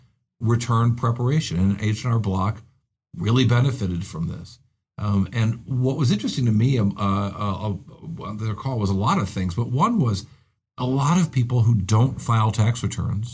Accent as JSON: {"language": "English", "town": "Rochester", "region": "New York", "country": "United States", "tie": "born or raised there", "said": "glamorous Rochester, New York, my hometown"}